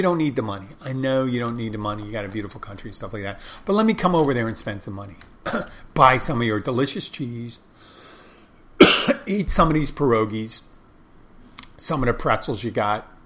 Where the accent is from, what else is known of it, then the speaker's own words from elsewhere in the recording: United States; I'm one American